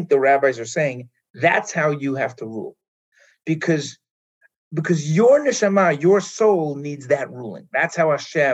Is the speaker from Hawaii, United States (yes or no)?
no; New York City, New York, United States; moved away as an adult; now in Israel; I grew up in Manhattan and went to Israel when I was 18, thinking I was going for a year